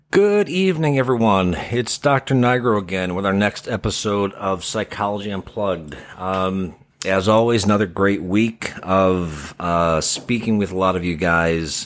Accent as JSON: {"language": "English", "town": "Chicago", "region": "Illinois", "country": "United States", "tie": "born or raised there", "moved": "yes", "said": "growing up in the Midwest, um, from Chicago."}